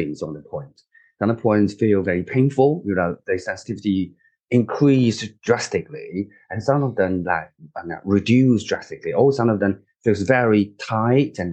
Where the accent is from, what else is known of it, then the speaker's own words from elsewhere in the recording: China; moved away as an adult; now in United Kingdom; I grew up and I was born in China